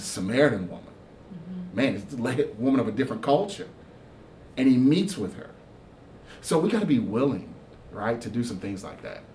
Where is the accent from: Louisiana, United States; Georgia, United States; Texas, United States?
Texas, United States; Houston; also born or lived in Kentucky; now in Winchester, Kentucky, United States; I'm originally from Houston, Texas